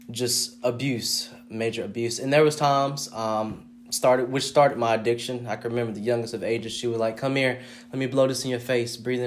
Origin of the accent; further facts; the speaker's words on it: Fayetteville, North Carolina, United States; I'm from Fayetteville, North Carolina.